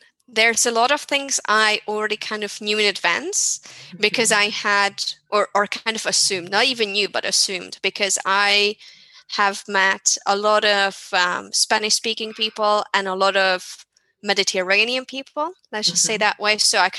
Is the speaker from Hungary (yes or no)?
yes; Hungary; So I come from Hungary, which is not that strictly regulated, so to say, but it's more Germanic than Spain, for sure.